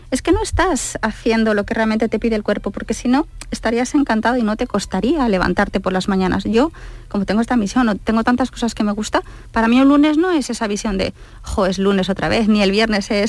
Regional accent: Basque Country, Spain; porque yo soy vasca en realidad, yo soy muy del norte

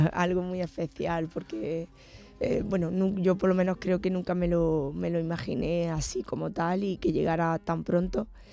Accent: Granada, Andalusia, Spain; mi tierra me ha influido mucho

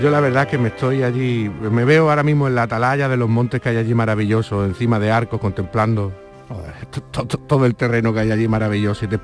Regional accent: Málaga, Andalusia, Spain; Soy malagueño

